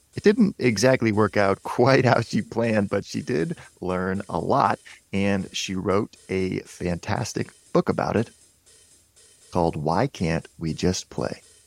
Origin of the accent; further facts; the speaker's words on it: Portland, United States; I grew up in Portland where if it snows an inch, it's like the whole, everybody freaks out.